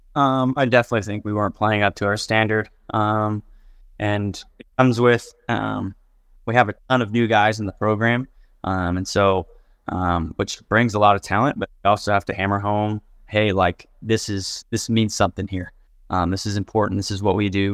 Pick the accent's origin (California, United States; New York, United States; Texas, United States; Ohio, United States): Texas, United States; Houston; moved away; I grew up probably twenty minutes from U of H